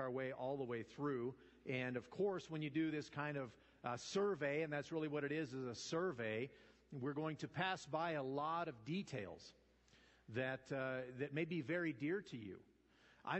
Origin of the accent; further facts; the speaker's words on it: Nevada, United States; also born or lived in Arkansas; We moved to Nevada when I was 9 from Arkansas